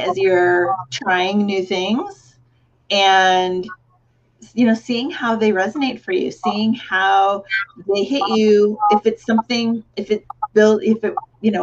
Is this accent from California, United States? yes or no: yes; Cupertino, California, United States; when I was growing up in Cupertino, that's the founding birthplace of Apple Computer